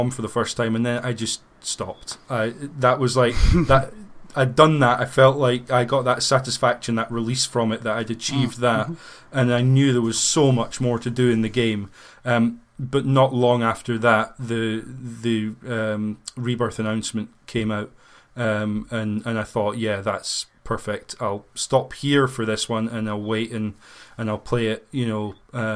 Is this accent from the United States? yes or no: no; United Kingdom; growing up in Britain